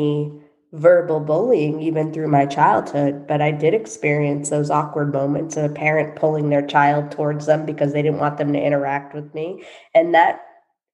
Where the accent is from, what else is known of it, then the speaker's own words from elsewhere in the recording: Boston, Massachusetts, United States; moved away as an adult; also born or lived in Los Angeles, California; I moved back from Los Angeles to Boston, lived at home for 1.5 years back in 2012